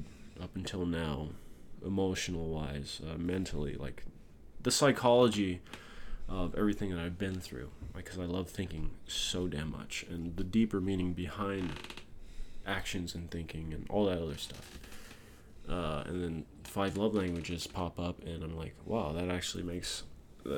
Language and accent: English; Hawaii, United States; I'm from Hawaii, and there's like green everywhere